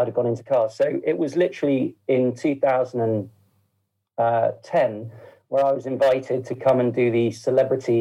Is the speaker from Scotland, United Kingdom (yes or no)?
no; Woking, South East England, United Kingdom; we're from Woking, you know, originally my family's from Woking